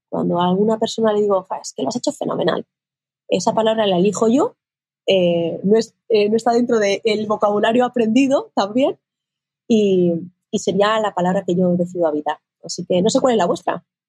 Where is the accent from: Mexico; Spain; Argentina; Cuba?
Spain; Castilla-La Mancha; En mi tierra, que yo soy manchega